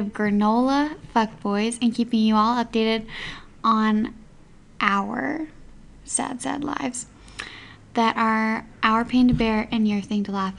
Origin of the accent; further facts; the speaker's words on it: Alberta, Canada; now in Okanagan, Canada; since moving to the Okanagan. I'm from Alberta